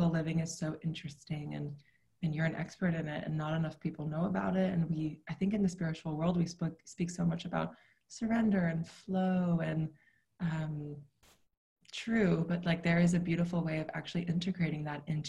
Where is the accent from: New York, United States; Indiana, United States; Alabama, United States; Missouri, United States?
New York, United States; New York City; I grew up in New York City in Manhattan, in a city